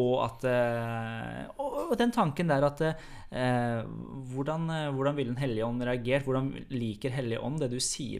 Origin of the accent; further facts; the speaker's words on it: Iran; Norwegian is a second language; now in Norway; jeg er jo opprinnelig fra Iran og har ikke vært der så lenge